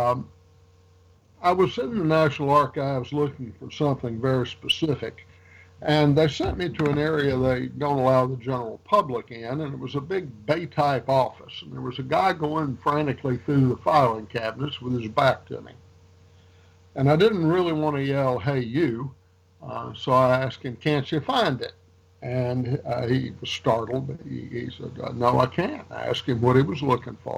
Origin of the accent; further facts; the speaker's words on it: Rouge, Louisiana, United States; also born or lived in North Carolina / Tennessee / Georgia; I was born in Rouge, Louisiana